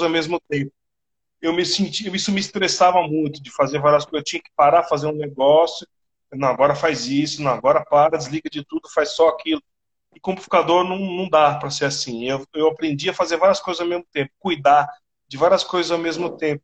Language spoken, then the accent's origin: Portuguese; Brazil